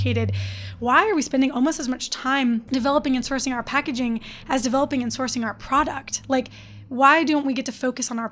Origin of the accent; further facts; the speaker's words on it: Detroit, Michigan, United States; I'm from Detroit.